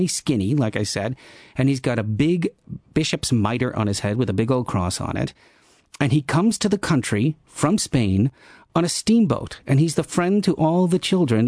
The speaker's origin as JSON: {"language": "English", "country": "United States", "moved": "yes", "lives_now": "Netherlands", "said": "I am an American"}